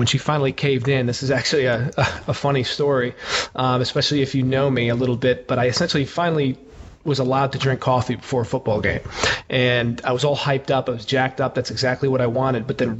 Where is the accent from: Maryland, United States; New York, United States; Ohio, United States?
New York, United States; Slate Hill; also born or lived in Paterson, New Jersey; I'm originally from the suburbs of New York City. I was born in Paterson, New Jersey, and then kind of bounced around a couple different areas of New York and New Jersey before going to high school in a small town called Slate Hill, New York